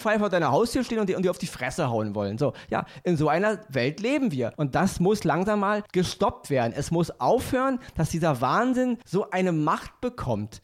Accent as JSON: {"language": "German", "region": "Berlin", "country": "Germany", "said": "Ich bin Berliner."}